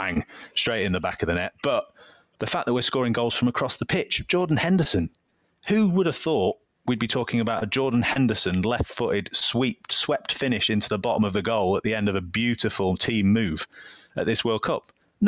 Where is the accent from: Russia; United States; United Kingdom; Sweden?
United Kingdom; England